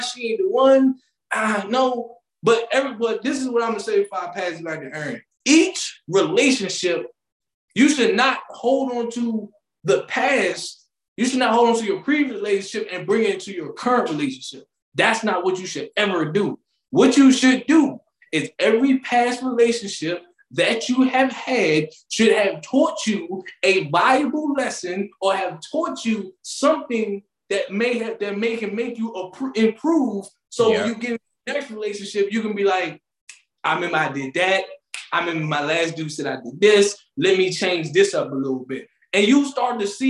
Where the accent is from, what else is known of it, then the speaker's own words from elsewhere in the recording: PG County, Maryland, United States; I always gotta show my hometown love. They do not call PG Pretty Girl County for nothing